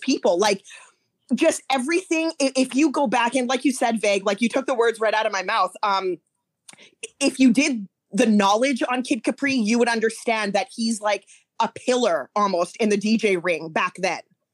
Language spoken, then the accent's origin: English; Canada; I wasn't in the United States, obviously, ever, because I'm Canadian.